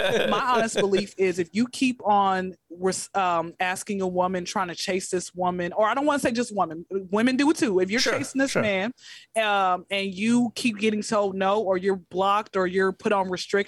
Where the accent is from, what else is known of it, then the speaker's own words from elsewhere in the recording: Atlanta, Georgia, United States; born and raised in Atlanta